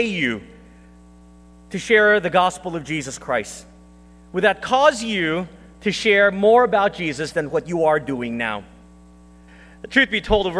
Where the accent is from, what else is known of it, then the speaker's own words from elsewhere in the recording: Texas, United States; moved away; also born or lived in Philippines; I was born in the Philippines, but I grew up in Texas